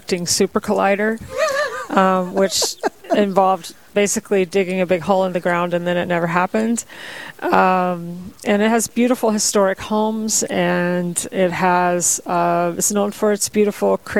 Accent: Waxahachie, Texas, United States; moved away as an adult; also born or lived in North Dakota; now in Bismarck, United States; I'm originally from a town called Waxahachie, Texas. I grew up in Texas.

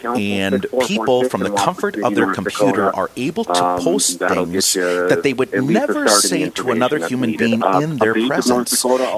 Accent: Minnesota, United States; I remember a priest growing up in my home town in southwest Minnesota.

